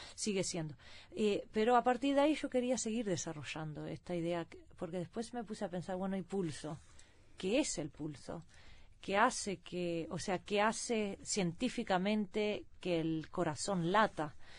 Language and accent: Spanish; Sweden; also born or lived in Seville, Spain; nací en Suecia con padres uruguayos